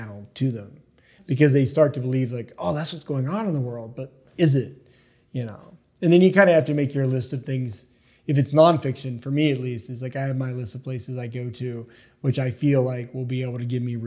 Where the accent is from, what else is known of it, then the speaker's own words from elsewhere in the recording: East Tennessee, United States; also born or lived in New Jersey; I was born in Jersey, but I grew up in East Tennessee.